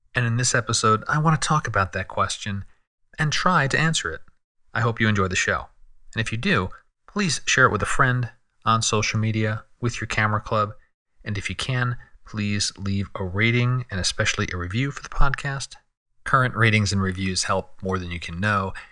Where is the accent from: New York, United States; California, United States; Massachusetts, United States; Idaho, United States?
California, United States; San Diego; my hometown of San Diego